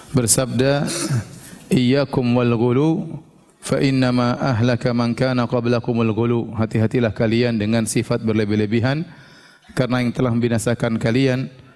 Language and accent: Indonesian; Papua, Indonesia; kita datang dari kampung dari Papua